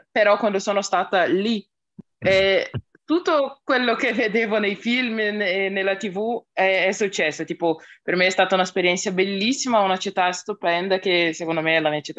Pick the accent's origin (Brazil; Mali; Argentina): Brazil; Belo Horizonte, Minas Gerais; Italian is a second language; io sono di Belo Horizonte, qui in Minas Gerais